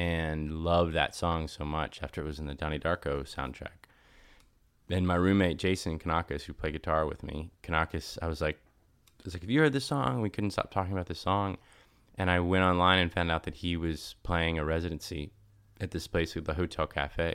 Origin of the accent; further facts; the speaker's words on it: Nashville, Tennessee, United States; moved away as an adult; also born or lived in Los Angeles; I was growing up in Nashville